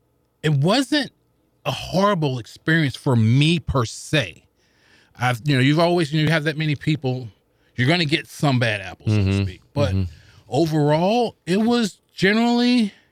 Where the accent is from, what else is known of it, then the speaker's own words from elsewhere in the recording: St. Louis, Missouri, United States; I grew up in the projects of the Vaughn Housing Projects down off of Cass. I forget the street. It's been so long. But I'm literally, you could probably throw 10 rocks and hit downtown.